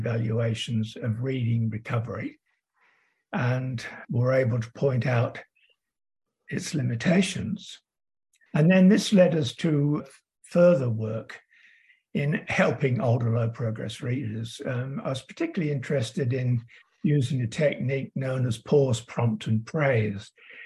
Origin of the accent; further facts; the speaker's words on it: Derby, East Midlands, United Kingdom; moved away as an adult; also born or lived in Manchester, United Kingdom / Birmingham, United Kingdom; now in Sydney, Australia; Originally, as you can tell from my accent, I come from the UK, Derby, England.